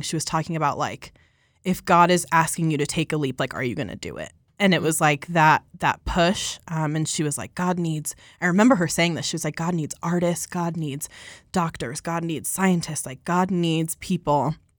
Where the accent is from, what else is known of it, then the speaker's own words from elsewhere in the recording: Colorado, United States; I'm from Colorado, born and raised here